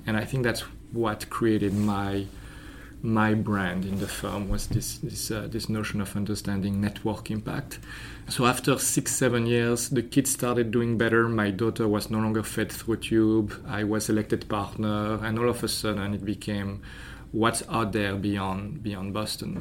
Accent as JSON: {"language": "English", "country": "Belgium", "tie": "born or raised there", "also_born_or_lived": "France", "moved": "yes", "said": "So I was born in France. Uh, I grew up in Belgium"}